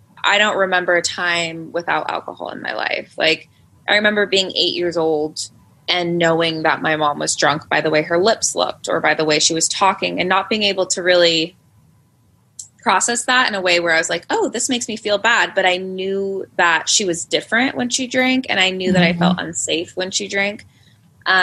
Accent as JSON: {"language": "English", "town": "Covington", "region": "Washington", "country": "United States", "tie": "born or raised there", "said": "I was pretty much born and raised in Seattle. I say Seattle because I'm actually from a very small town that nobody has ever heard of, like 40 minutes south of the actual city of Seattle called Covington."}